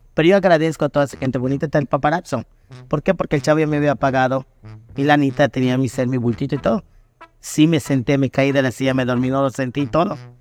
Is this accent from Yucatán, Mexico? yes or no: yes; Muxupip, Yucatán, Mexico; mi tierra natal bien pero pues en eso vivían mis papás